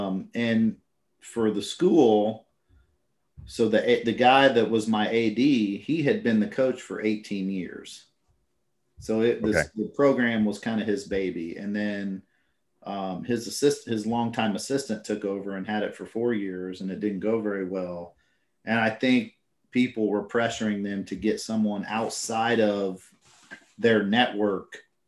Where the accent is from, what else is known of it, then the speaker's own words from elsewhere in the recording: Indiana, United States; also born or lived in Colorado; now in Virginia, United States; I'm from Indiana and high school basketball is king